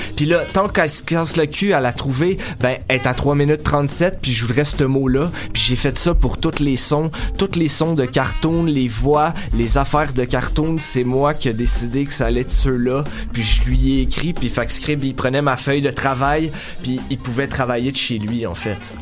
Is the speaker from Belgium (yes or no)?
no; Sainte-Adèle, Quebec, Canada; now in Montreal, Canada; je viens de Sainte-Adèle dans le fond, fait qu'on a commencé à faire du rap là-bas